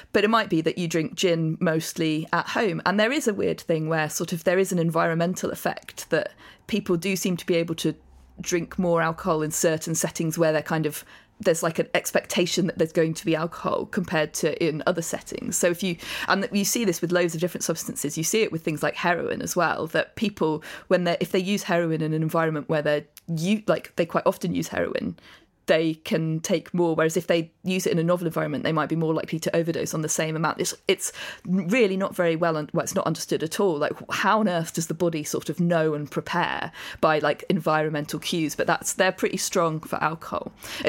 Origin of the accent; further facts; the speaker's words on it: Amersham, South East England, United Kingdom; which is like halfway between where I grew up in Amersham.